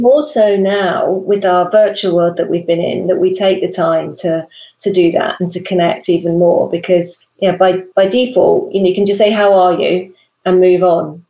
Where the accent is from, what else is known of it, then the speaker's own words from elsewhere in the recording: United Kingdom; moved away; us Brits